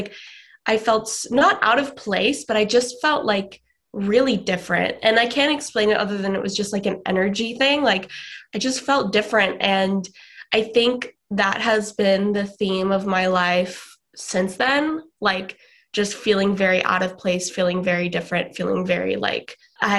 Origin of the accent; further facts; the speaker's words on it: Atlanta, Georgia, United States; born there; also born or lived in Sydney, Australia / New Zealand / California; I was born in Atlanta, Georgia. Then when I was 3, we moved to Sydney, Australia, which is where my parents are originally from.